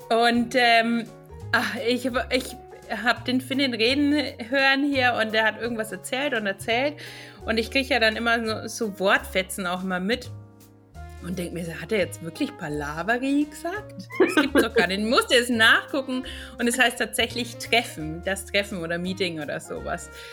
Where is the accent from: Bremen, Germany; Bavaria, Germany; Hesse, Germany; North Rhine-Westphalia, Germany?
Bavaria, Germany; Franconia, Nuremberg area; now in Finland; als Fränkin und aus der Nürnberger Gegend